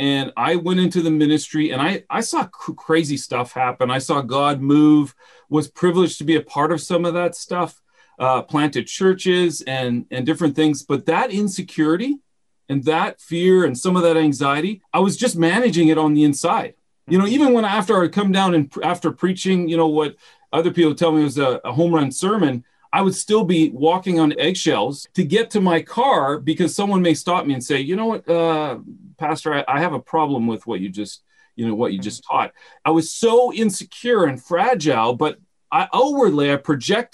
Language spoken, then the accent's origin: English; Winnipeg, Manitoba, Canada; also born or lived in London, England; I was born in London, England. I never stayed long enough to get the accent, so I don't sound educated, but in any case, my parents moved back. I'm a prairie boy in Canada. So grew up in the Winnipeg area